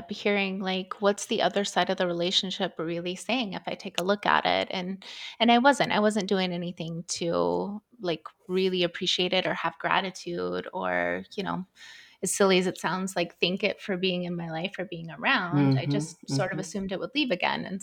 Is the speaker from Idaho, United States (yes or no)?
yes; Idaho, United States; also born or lived in Southern California; We moved from Southern California to the middle of nowhere, Idaho, and grew up on, you know, we farmed our own food.